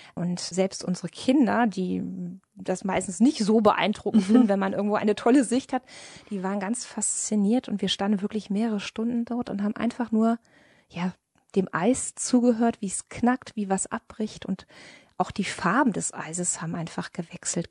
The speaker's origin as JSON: {"language": "German", "country": "Germany", "said": "bei uns in Deutschland"}